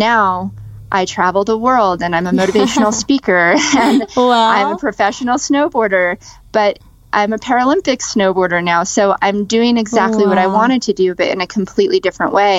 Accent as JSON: {"language": "English", "town": "Las Vegas", "region": "Nevada", "country": "United States", "tie": "born or raised there", "said": "I grew up in Las Vegas, and that's where I was born and raised."}